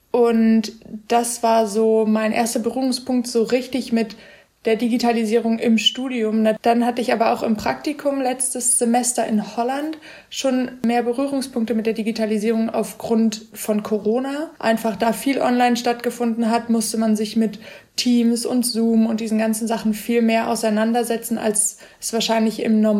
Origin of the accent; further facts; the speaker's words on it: Hesse, Germany; Also ich bin Architekturstudentin und ich komme aus der Nähe von Frankfurt und ich bin jetzt kurz vor meiner Bachelorarbeit.